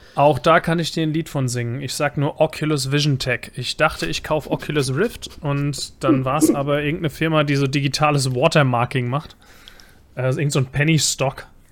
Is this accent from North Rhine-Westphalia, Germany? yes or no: no; Bavaria, Germany; now in Mainz, Germany; Ich bin eingewanderter Bayer